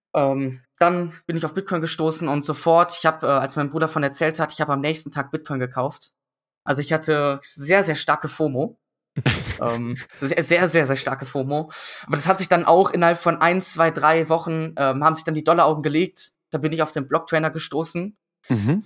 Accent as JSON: {"language": "German", "town": "Düsseldorf", "region": "North Rhine-Westphalia", "country": "Germany", "tie": "born or raised there", "said": "ich bin in Düsseldorf dann aufgewachsen"}